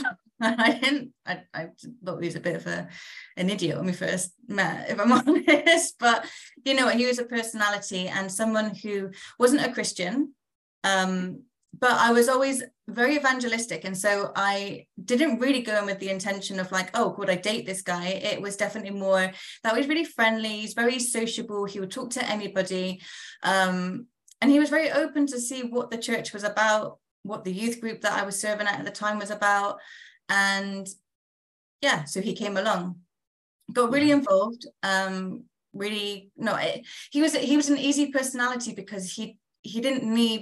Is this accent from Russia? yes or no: no; United Kingdom; also born or lived in London / Nigeria; now in Essex, United Kingdom; I'm from the south of the UK